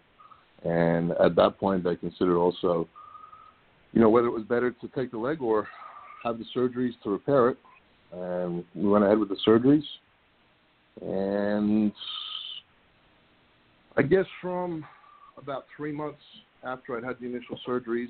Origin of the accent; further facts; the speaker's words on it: Australia; moved away as an adult; also born or lived in Tampa, Florida, United States; now in United States; I grew up in Australia